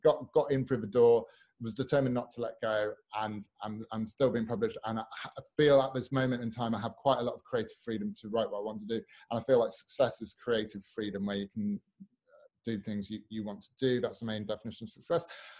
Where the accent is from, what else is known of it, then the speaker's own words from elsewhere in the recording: Newark-on-Trent, East Midlands, United Kingdom; also born or lived in Sheffield; I was born in Sheffield, raised in Newark-on-Trent in the Midlands